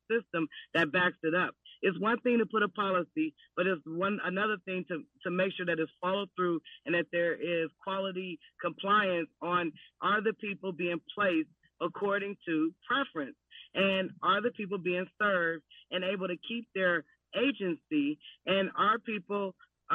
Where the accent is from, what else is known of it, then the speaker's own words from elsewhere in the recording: Berkeley, California, United States; I was born and raised in North Berkeley